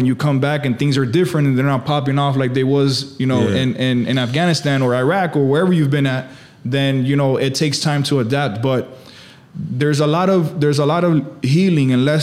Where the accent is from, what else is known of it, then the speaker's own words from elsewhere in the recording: Miami, Florida, United States; also born or lived in Hialeah; I'm here born and raised in Miami. I was born in Hialeah.